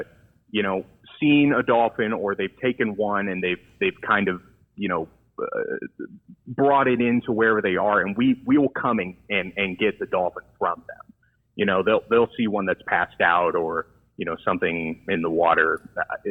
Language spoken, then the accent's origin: English; San Diego, California, United States; growing up in the San Diego area, you know, I had a lot of experience seeing the wildlife.